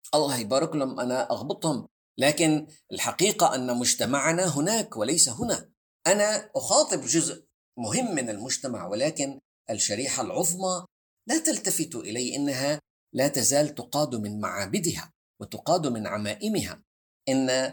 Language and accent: Arabic; Syria; انا كسوري